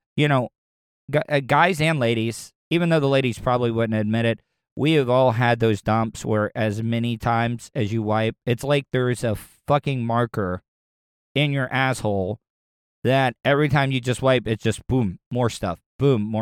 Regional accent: the South, United States; growing up in the South

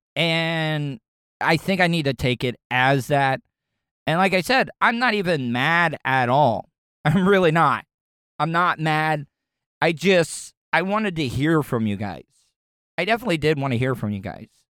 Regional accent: the South, United States; growing up in the South

